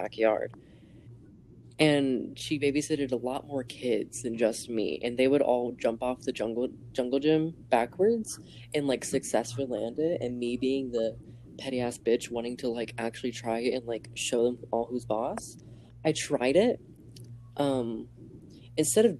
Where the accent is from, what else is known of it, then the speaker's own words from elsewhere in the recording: Texas, United States; I'm from Texas.